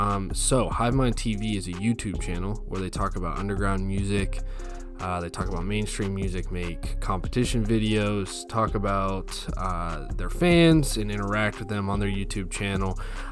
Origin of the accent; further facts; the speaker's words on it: Ohio, United States; I'm from Ohio as well.